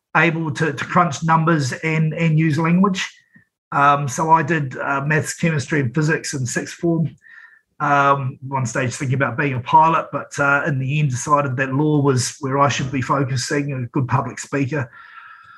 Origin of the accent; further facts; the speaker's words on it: Napier, Hawke's Bay, New Zealand; moved away; also born or lived in Wellington; I'm born and bred in Napier